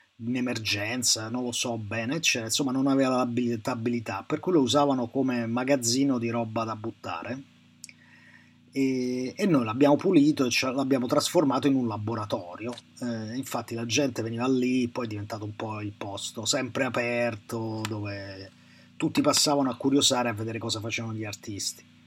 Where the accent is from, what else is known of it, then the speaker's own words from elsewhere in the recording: Rome, Lazio, Italy; Io sono di eh. Roma, no? Cioè, sono nato a Roma e a Roma siamo pessime persone